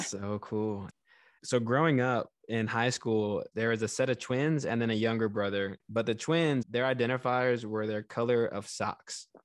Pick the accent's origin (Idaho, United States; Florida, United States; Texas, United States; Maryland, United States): Texas, United States; grew up in the South. I grew up in Texas